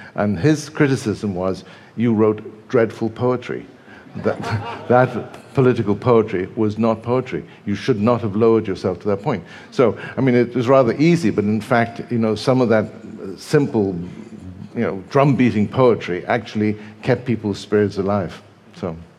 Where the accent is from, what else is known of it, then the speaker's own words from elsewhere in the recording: England, United Kingdom; also born or lived in Brazil; I was raised quite a lot of the time in England. Um, and actually, I was born in Brazil, but by the time I arrived in England